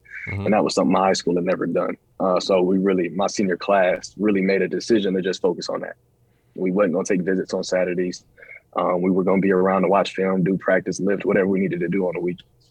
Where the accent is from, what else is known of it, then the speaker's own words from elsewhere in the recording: Wake Forest, North Carolina, United States; also born or lived in Minnesota; I'm from Wake Forest, North Carolina, which is just north of Raleigh. Born and raised